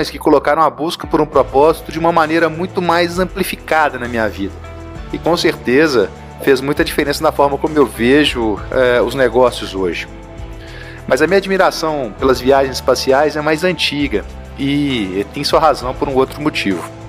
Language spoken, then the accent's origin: Portuguese; Minas Gerais, Brazil; Eu sou mineiro, como vocês já devem ter percebido aí pelo meu sotaque.